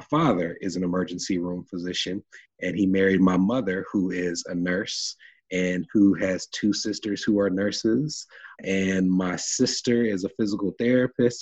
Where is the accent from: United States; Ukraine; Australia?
United States; Nashville, Tennessee; I was uh, born and raised in Nashville, Tennessee